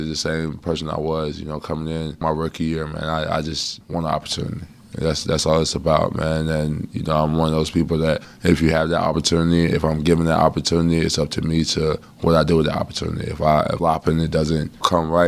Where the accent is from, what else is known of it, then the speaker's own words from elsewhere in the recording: North Carolina, United States; I'm from the state of North Carolina. My hometown is probably like 3 hours from here.